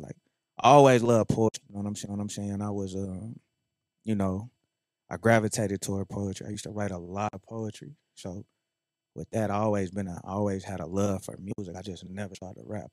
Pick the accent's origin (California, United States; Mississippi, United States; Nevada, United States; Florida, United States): Nevada, United States; North Las Vegas; I'm from North Las Vegas